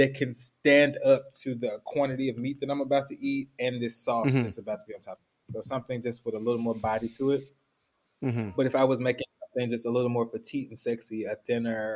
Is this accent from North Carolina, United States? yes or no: no; Memphis, Tennessee, United States; I'm from Memphis, so we eat slaw with barbecue and we eat slaw with fish